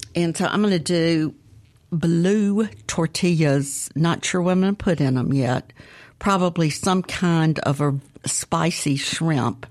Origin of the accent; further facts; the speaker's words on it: Jackson, Mississippi, United States; now in Edwards, United States; I grew up in Northeast Jackson near the Hickory Pit